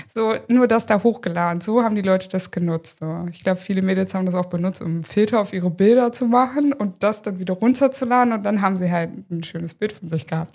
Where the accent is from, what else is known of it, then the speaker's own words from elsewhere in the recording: Hanover, Lower Saxony, Germany; moved away as an adult; now in Friesland, Germany; ich komme ja wie gesagt aus Hannover ursprünglich und habe da auch immer gelebt